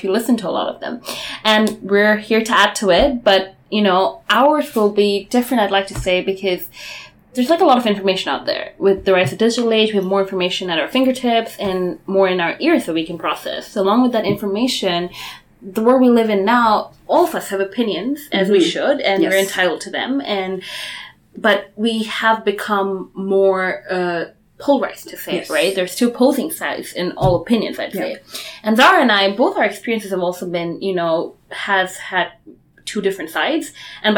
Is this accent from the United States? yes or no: no; Bangladesh; moved away as an adult; now in Canada; I'm from Bangladesh. I came to Canada about 7 years ago to do my undergrad